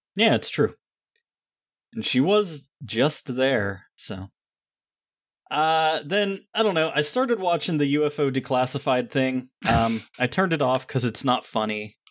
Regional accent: Rust Belt, United States; these are my people," because I'm from the Rust Belt

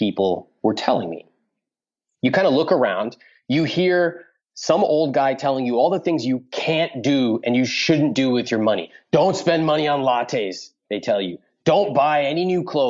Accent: California, United States; I'm growing up in California.

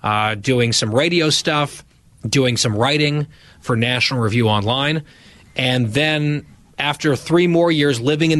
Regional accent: Dhahran, Eastern Province, Saudi Arabia; born there; I was born March 1985. I was born in Saudi Arabia, in Dahran, Saudi Arabia. My dad was working over there.

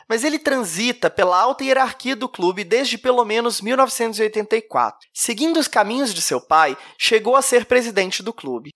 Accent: Belo Horizonte, Minas Gerais, Brazil; Eu sou mineiro de Belo Horizonte, como meu sotaque já deve ter entregado

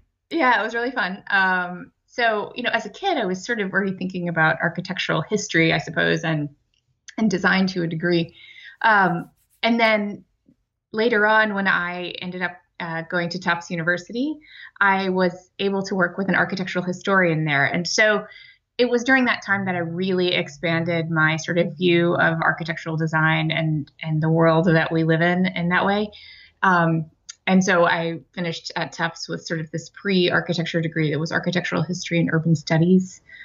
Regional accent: Amarillo, Texas, United States; also born or lived in Ohio; now in Boston, United States; I grew up in Amarillo, Texas

